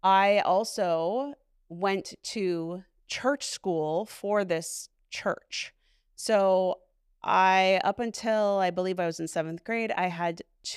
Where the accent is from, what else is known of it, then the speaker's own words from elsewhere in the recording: Hammond, Indiana, United States; born there; I was born outside of Chicago, Illinois, and Hammond, Indiana.